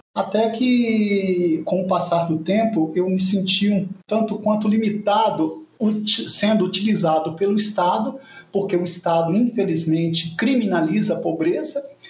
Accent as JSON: {"language": "Portuguese", "town": "Vitória", "region": "Espírito Santo", "country": "Brazil", "tie": "born or raised there", "said": "eu nasci no Espírito Santo, no interior do estado. Nós somos em seis filhos, eu sou mais novo, e com cinco anos de idade mudamos para a capital"}